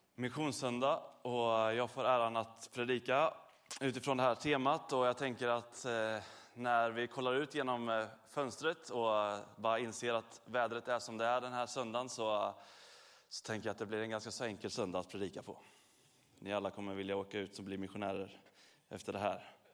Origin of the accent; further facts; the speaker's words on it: Sweden; vi är från Sverige